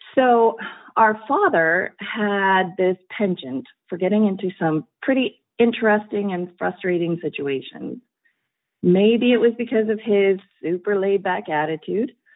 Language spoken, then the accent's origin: English; Colorado, United States; I'm originally from Colorado